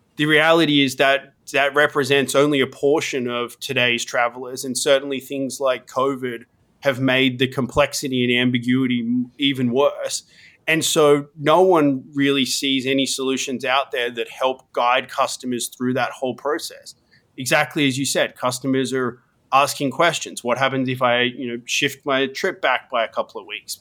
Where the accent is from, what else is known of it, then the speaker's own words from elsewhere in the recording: Australia; moved away as an adult; also born or lived in Sydney; now in United States; I grew up in Australia, studied I T